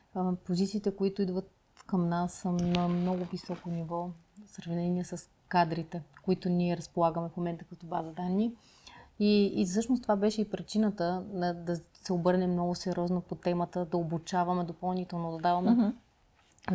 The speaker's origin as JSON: {"language": "Bulgarian", "town": "Pleven", "region": "Pleven Province", "country": "Bulgaria", "tie": "born or raised there", "moved": "yes", "lives_now": "Sofia, Bulgaria", "said": "аз съм родом от Плевен"}